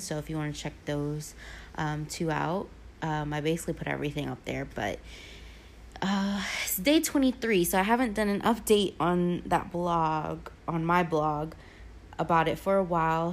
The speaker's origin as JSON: {"language": "English", "town": "Norfolk", "region": "Virginia", "country": "United States", "tie": "born or raised there", "moved": "as an adult", "lives_now": "Sicily, Italy", "said": "Norfolk to be exactly. I grew up in Ocean View. I grew up in East Ocean View, to be exact."}